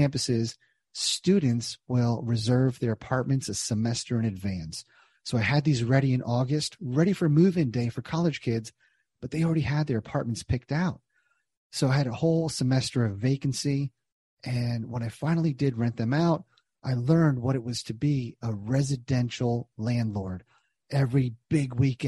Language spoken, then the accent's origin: English; New Jersey, United States; moved away as an adult; also born or lived in Southern Indiana / Cincinnati; Born and raised in Jersey, went to college in Southern Indiana, got a job in Cincinnati after school